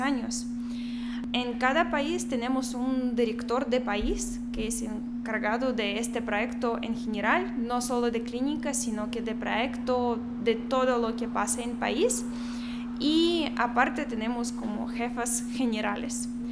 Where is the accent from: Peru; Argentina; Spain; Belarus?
Belarus; Spanish is a second language; moved away as an adult; also born or lived in Minsk; now in Guatemala; soy de Bielorrusia, yo tengo 25 años